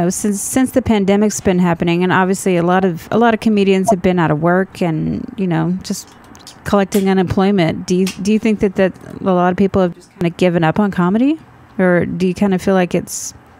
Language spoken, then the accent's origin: English; Texas, United States; I'm from Texas